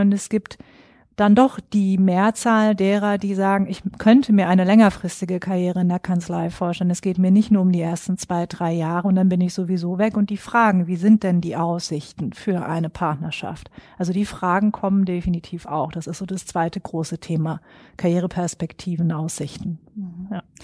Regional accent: Schwerin, Mecklenburg-Vorpommern, Germany; moved away as an adult; now in Frankfurt, Germany; bin aber eigentlich ein Nordlicht, geboren und aufgewachsen in Schwerin

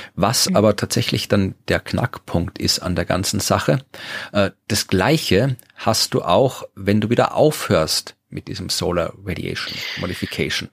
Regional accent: Furth bei Göttweig, Lower Austria, Austria; Niederösterreich zu finden sind, dem Bundesland, wo ich jetzt wohne und wo ich auch, äh, geboren und aufgewachsen bin

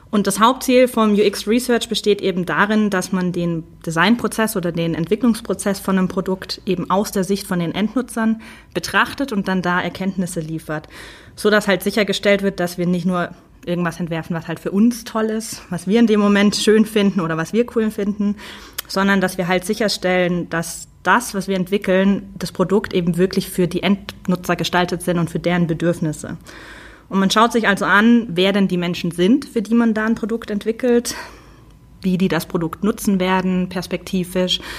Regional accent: Stuttgart, Baden-Württemberg, Germany; accent: Swabian; moved away as an adult; now in Munich, Germany; Davor komme ich nämlich eigentlich aus der Stuttgarter Ecke, was man mir meistens nicht so anhört.

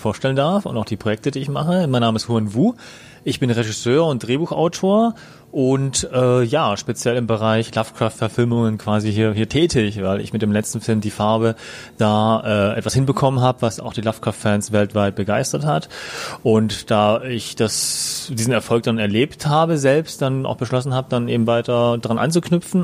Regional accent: Germany; wir als Deutsche

